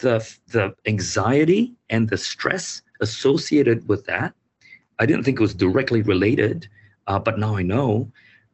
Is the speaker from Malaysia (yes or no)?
yes; Malaysia; now in New Zealand; I grew up in Malaysia